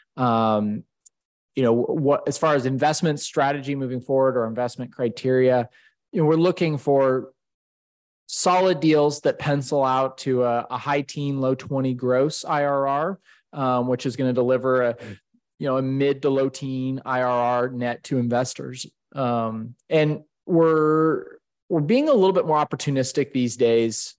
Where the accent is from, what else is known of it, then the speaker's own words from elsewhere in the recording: Boise, Idaho, United States; moved away as an adult; also born or lived in Salt Lake City, Utah; now in Denver, United States; I grew up in Idaho in the Boise area on a family farm